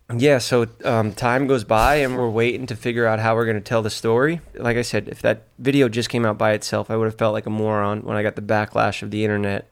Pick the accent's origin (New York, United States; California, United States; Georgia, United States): New York, United States; New York City; He's from my hometown